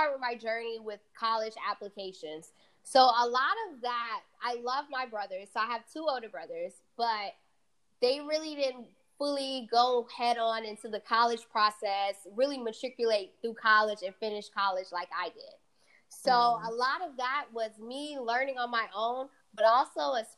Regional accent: Atlanta, Georgia, United States; first language Fula; English is a second language; moved away; also born or lived in New York; I grew up in Atlanta, Georgia. Originally born in New York

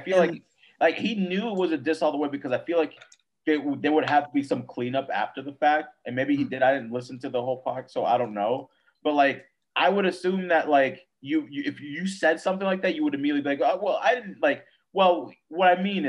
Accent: Atlanta, Georgia, United States; I'm from Atlanta. So maybe that's what I feel like that's what happened.

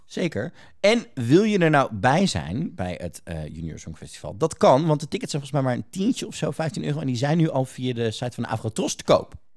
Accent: Netherlands; wij als Nederlanders

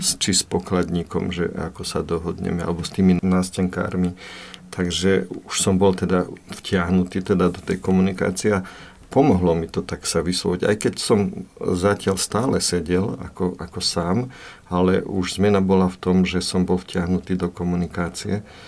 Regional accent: Plášťovce, Nitra Region, Slovakia; do strediskovej obce, do Plašovec, na, do 6. ročníka

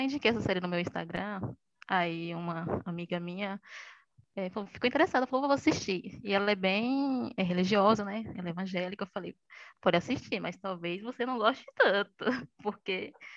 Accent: interior of Bahia, Brazil; E sou baiana, do interior da Bahia, não de Salvador

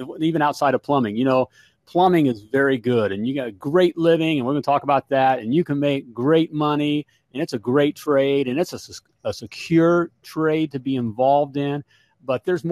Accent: Winter Park, Florida, United States; I grew up in Winter Park, Florida

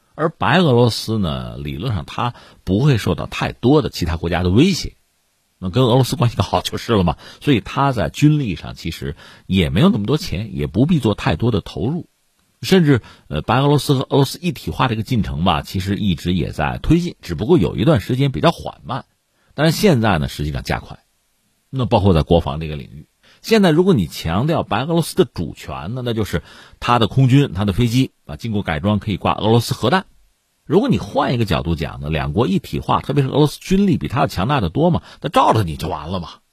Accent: China; 从我们中国人来讲

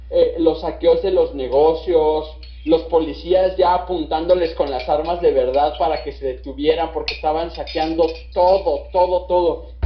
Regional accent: Mexico; nosotros como, mexicanos somos un poco más resilientes

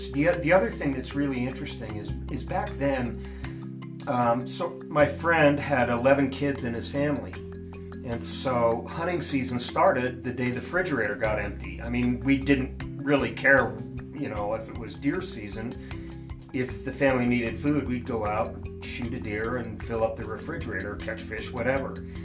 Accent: Montana, United States; So it's all I knew, so I didn't realize that it was very cold there compared to the rest of the world. And I didn't realize how remote it was, um, how untouched it was and unspoiled.

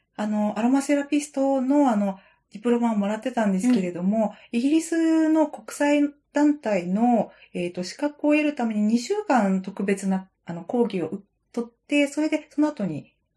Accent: Sendai, Miyagi, Japan; 私子供の頃に仙台で育った

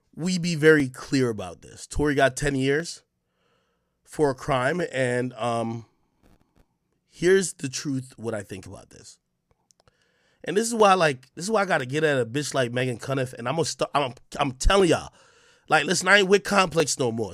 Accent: Jamaica; now in United States; I was born in Jamaica.

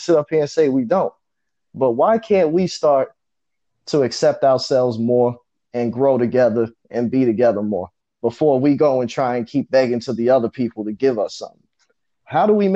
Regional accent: New York City, New York, United States; I grew up in Far Rockaway, all right? In the 90s, in the early 2000s

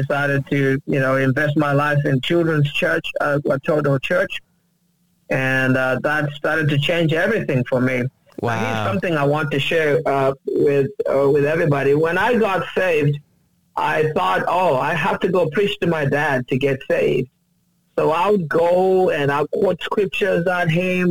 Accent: Uganda; now in United States; I uh, was born and raised in Uganda

